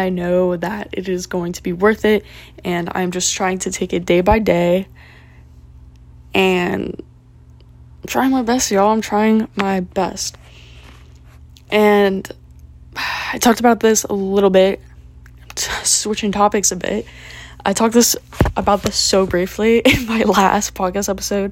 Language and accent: English; Florida, United States; also born or lived in Tallahassee; I'm chilling in my hometown